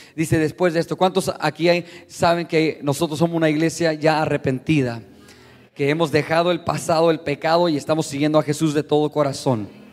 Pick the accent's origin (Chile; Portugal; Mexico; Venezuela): Mexico; Yo soy mexicano